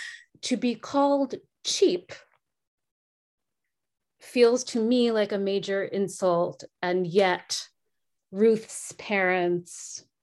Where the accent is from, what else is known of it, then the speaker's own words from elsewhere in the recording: New Jersey, United States; I am also Jewish. Yeah.